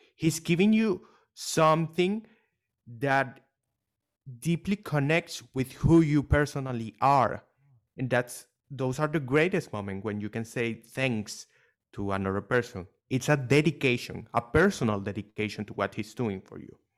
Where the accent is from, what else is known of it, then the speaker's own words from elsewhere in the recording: Venezuela; now in Dubai, United Arab Emirates; I was born not in Dubai, but in Venezuela